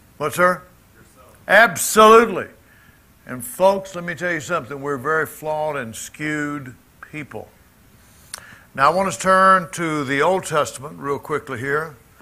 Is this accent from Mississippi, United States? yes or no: yes; Jackson, Mississippi, United States; moved away; Jackson, my hometown.